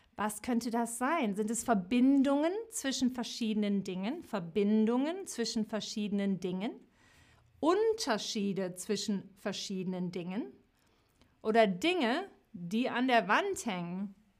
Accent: West Germany, Germany; ich bin im Westen geboren

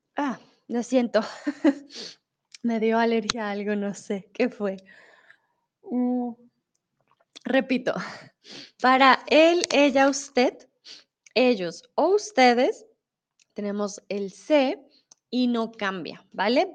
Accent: Bogotá, Colombia; moved away as an adult; now in Germany; soy de Bogotá. Colombia, no estoy en Colombia, estoy en México, pero vivo comúnmente en Alemania

